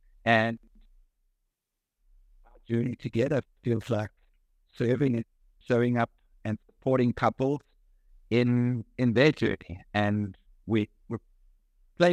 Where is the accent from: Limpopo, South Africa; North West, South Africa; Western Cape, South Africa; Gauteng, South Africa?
Gauteng, South Africa; Johannesburg; Johannesburg, South Africa.